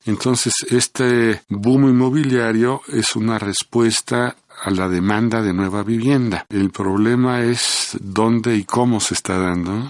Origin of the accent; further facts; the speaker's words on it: Mexico; como mexicano